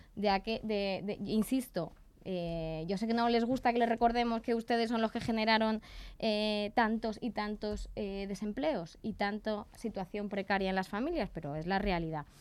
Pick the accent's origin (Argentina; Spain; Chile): Spain; Torrejón de Ardoz, Community of Madrid; como torrejonera que soy